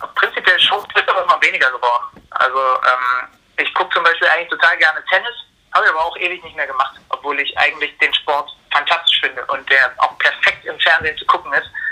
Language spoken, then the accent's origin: German; Zwickau, Saxony, Germany; moved away as an adult; now in Leipzig, Germany; ich komme eigentlich nicht aus Leipzig, ich komme eigentlich aus Zwickau, bin hier zum Studieren hergegangen